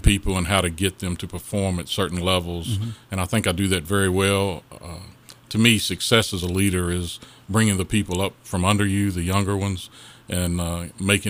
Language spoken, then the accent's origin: English; Madison Heights, Virginia, United States; I'm born and bred in Madison Heights.